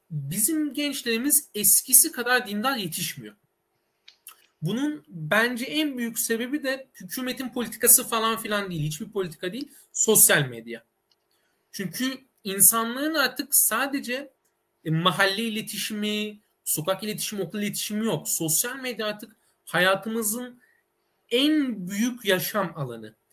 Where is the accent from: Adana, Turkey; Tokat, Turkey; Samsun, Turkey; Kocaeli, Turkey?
Adana, Turkey; moved away as an adult; now in Istanbul, Turkey; ben aslen Adanalıyım. İstanbul'a üniversite okuma amacıyla geldim